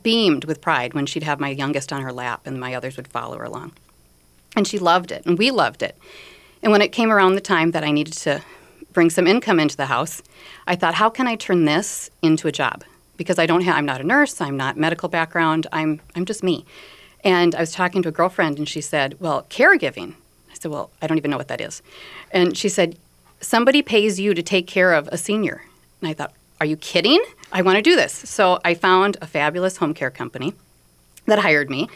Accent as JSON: {"language": "English", "region": "North Dakota", "country": "United States", "moved": "as an adult", "lives_now": "Minnesota, United States", "said": "I'm originally from North Dakota, been here for 22 years"}